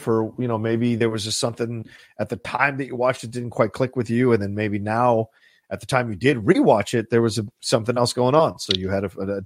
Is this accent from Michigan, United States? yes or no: no; Southern Virginia, United States; those are guys I knew growing up in Southern Virginia